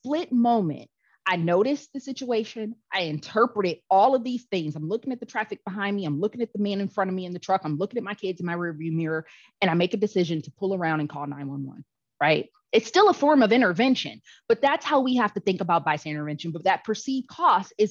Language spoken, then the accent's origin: English; Cleveland, Ohio, United States; me from Cleveland, Ohio, but my family is from